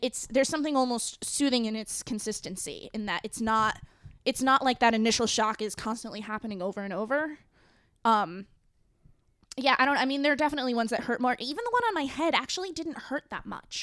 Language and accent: English; New England, United States; moved away; I am from New England